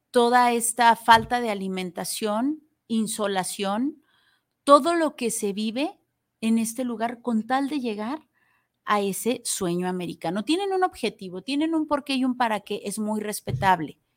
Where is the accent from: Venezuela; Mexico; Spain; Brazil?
Mexico; qué me hace especial a mí, qué voy cargando, porque obviamente dejo aquí en mi país una parte de mi corazón, de mi ser